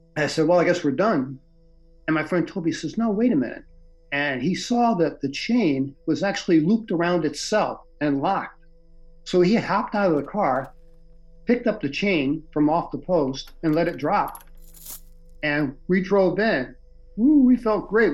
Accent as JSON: {"language": "English", "town": "St. Louis", "region": "Missouri", "country": "United States", "tie": "born or raised there", "also_born_or_lived": "Michigan / American Samoa / Vermont", "moved": "as an adult", "said": "I'm originally from St. Louis, Missouri. Grew up there in the South City"}